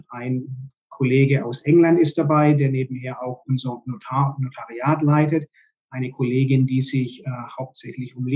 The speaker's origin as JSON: {"language": "German", "town": "Stuttgart", "region": "Baden-Württemberg", "country": "Germany", "moved": "as an adult", "lives_now": "Hong Kong, Hong Kong", "said": "Ich wohne und lebe seit äh, 2009 in Hongkong ich bin ursprünglich aus Stuttgart, habe dort meine Banklehre absolviert."}